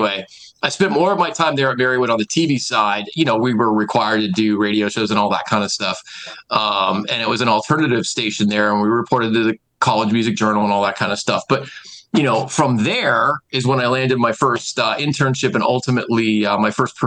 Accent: Scranton, Pennsylvania, United States; I'm from this market. I'm from Wilkes-Barre, Scranton. my family's here, my friends are here, I grew up here, went to high school and college

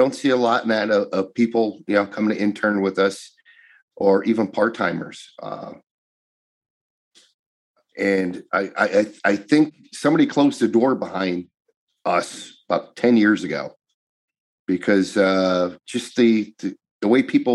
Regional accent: Duryea, Pennsylvania, United States; growing up in Duryea

